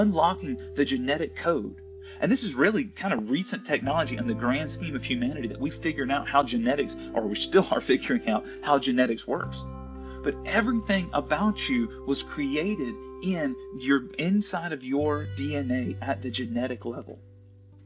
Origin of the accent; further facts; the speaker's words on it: the South, United States; I'm from the South in the United States